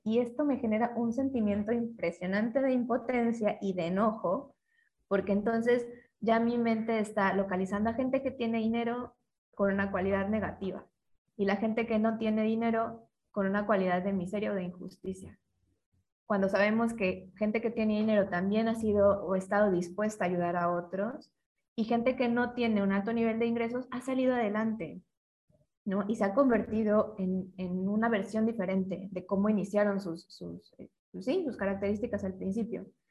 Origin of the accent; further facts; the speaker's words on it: Mexico; como mexicanos